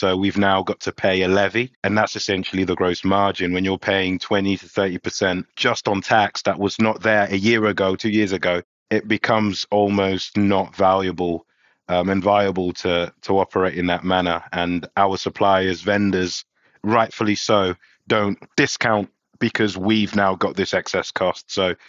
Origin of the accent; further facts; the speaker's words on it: London, United Kingdom; now in Amsterdam, Netherlands; You know what? I love Amsterdam, albeit I was raised in London.